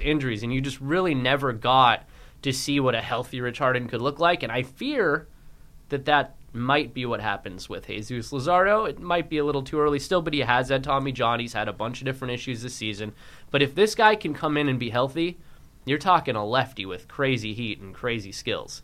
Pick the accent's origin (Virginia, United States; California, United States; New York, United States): California, United States; Bay Area; growing up in the Bay Area